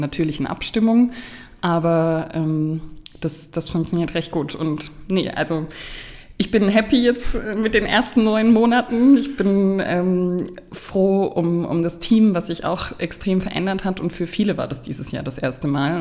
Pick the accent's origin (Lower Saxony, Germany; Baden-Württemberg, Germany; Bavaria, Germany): Baden-Württemberg, Germany; Markelsheim; born or raised there; also born or lived in Stuttgart